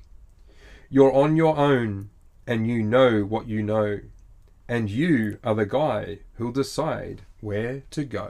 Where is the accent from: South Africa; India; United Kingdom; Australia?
Australia